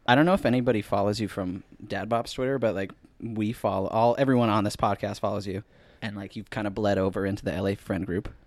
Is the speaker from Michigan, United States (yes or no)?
yes; Dexter, Michigan, United States; we're both from Dexter, Michigan